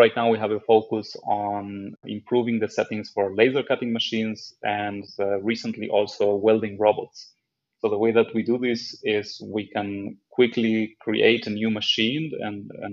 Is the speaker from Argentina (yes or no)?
yes; Argentina; also born or lived in Israel / France; now in Germany; I'm originally from Argentina